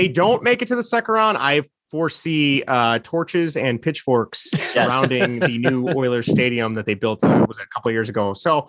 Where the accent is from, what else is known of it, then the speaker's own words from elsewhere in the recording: United States; as an American, I don't know what's up there.